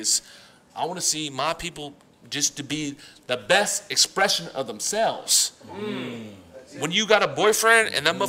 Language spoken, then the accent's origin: English; the West, West Coast, United States; I'm from the West